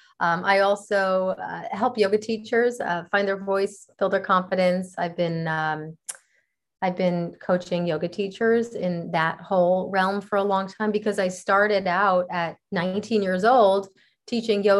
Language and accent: English; New Jersey, United States; also born or lived in Costa Rica; now in Los Angeles, United States; I'm originally from New Jersey on the East Coast of the United States